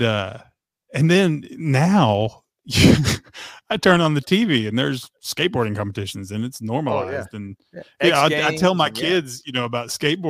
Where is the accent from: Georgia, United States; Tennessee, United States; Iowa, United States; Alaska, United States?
Tennessee, United States; also born or lived in Texas; I was born in Texas and raised in Tennessee. You know, we moved to Tennessee when I was in fifth grade